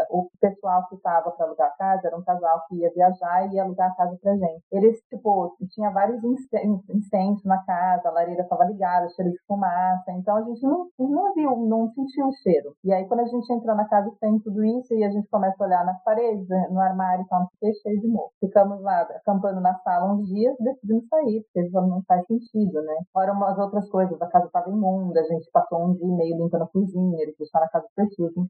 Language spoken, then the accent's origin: Portuguese; Rio Claro, São Paulo, Brazil; moved away as an adult; also born or lived in Salvador / Águas de São Pedro / Campinas / Sydney; now in Portugal; no Brasil, eu morei, óbvio, onde eu nasci, Salvado, morei em Rio Claro, que foi onde eu cresci, morei em Águas de São Pedro, que foi onde eu fiz a faculdade de hotelaria, morei em São Paulo